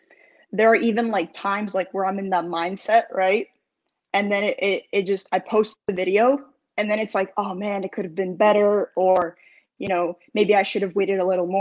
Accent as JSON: {"language": "English", "town": "Brooklyn", "region": "New York", "country": "United States", "said": "I'm from Brooklyn, New York."}